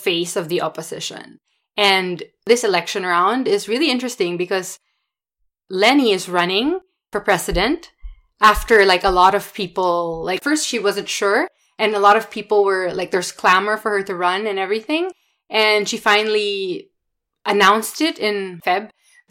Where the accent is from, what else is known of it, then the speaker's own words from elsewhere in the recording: Philippines; I am from the Philippines. I was born and raised there